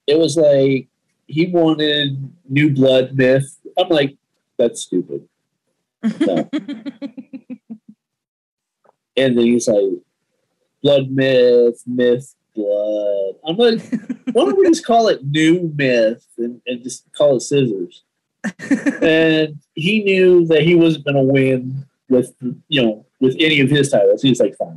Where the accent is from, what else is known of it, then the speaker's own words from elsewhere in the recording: California, United States; moved away; also born or lived in Arkansas; I'm from California